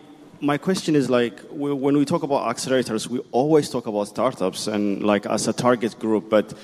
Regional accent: Ethiopia; I'm coming from Ethiopia

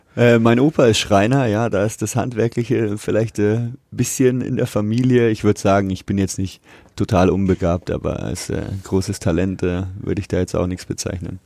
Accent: Nuremberg, Bavaria, Germany; also born or lived in Fürth; seit meiner Geburt lebe ich in Nürnberg

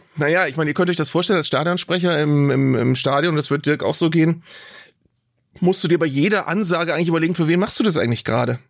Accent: Bremen, Germany; ich komme aus Bremen

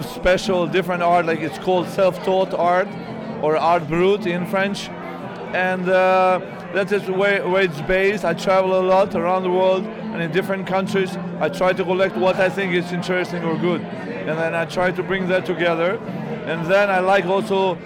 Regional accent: Kosovo; moved away; I come from Kosovo, and there you celebrate that.

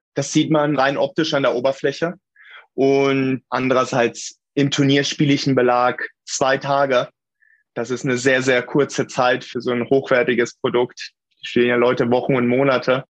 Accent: Hameln, Lower Saxony, Germany; ich bin in Tündern aufgewachsen. Das ist ein Ortsteil von der Rappenfängerstadt Hameln

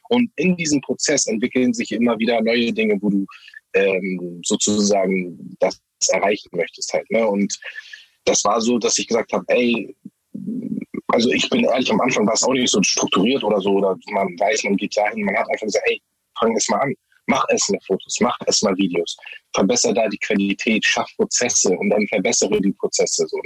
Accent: Harburg, Hamburg, Germany; ich bin aus Harburg. Harburg ist so ein bisschen ein Brennpunkt

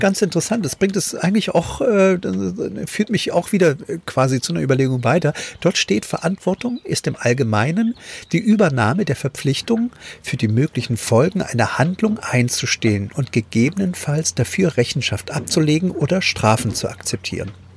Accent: East Germany, Germany; moved away as an adult; ich bin ja mit 18 damals aus der DDR geflohen, ganz alleine

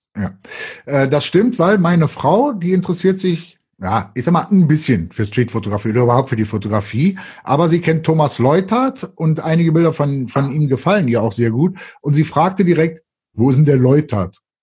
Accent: Cologne, North Rhine-Westphalia, Germany; wir Kölner

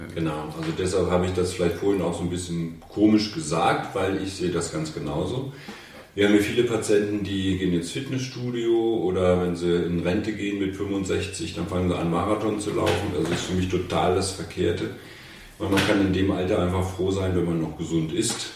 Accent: Hanover, Lower Saxony, Germany; Ich komme aus Hannover

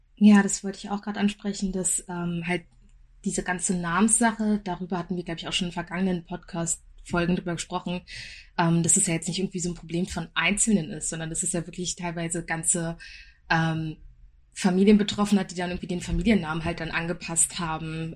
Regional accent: Berlin, Germany; Wir sind alle drei in Berlin groß geworden

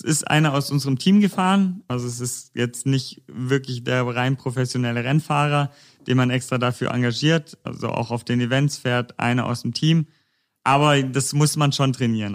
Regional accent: near Konstanz, Baden-Württemberg, Germany; moved away as an adult; now in Stuttgart, Germany; Ich komme eigentlich ursprünglich aus der Nähe von Konstanz. Ich studiere gerade in Stuttgart

